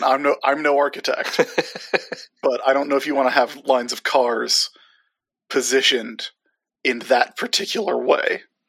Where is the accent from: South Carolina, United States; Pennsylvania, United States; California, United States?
South Carolina, United States; Sumter; my hometown of Sumter, South Carolina